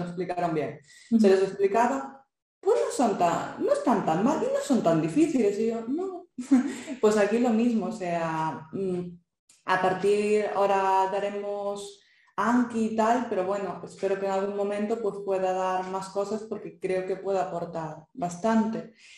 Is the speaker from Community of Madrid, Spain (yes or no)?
no; Galicia, Spain; accent: Galician; also born or lived in Santiago de Compostela, Spain; yo soy gallega, por si no se me notó el acento